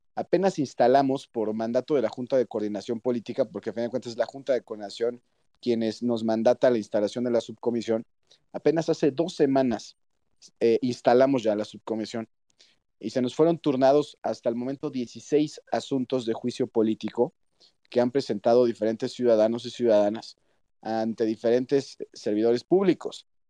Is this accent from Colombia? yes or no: no; Mexico